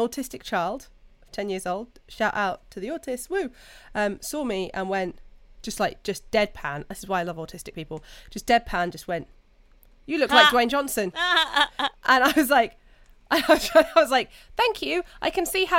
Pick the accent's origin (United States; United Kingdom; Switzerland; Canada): United Kingdom; we're British